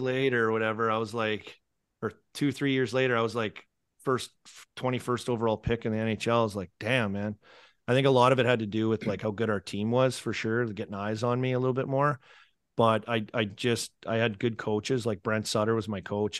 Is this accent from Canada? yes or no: yes; Saskatoon, Saskatchewan, Canada; now in United States; growing up in Saskatoon